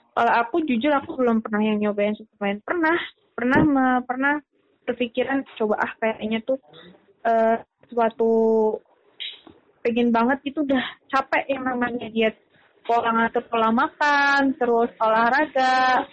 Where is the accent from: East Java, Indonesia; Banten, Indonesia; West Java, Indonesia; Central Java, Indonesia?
Central Java, Indonesia; Ngapak; accent: Ngapak